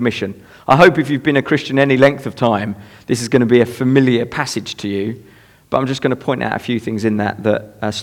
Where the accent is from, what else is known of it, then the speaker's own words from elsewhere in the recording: Ramsgate, South East England, United Kingdom; I'm from Ramsgate, so not far away.